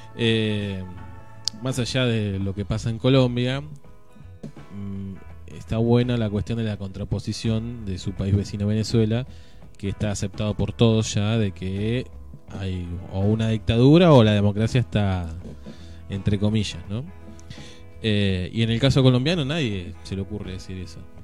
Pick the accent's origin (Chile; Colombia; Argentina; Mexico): Argentina